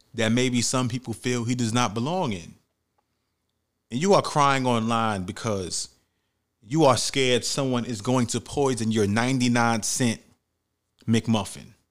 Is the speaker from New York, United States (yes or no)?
yes; New York City, New York, United States; where I grew up at in the Bronx, New York